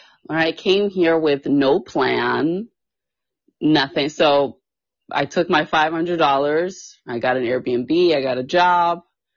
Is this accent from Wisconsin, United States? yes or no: yes; Milwaukee, Wisconsin, United States; moved away as an adult; now in Los Angeles, United States; I grew up in Milwaukee, and then when I turned 19, I moved to LA.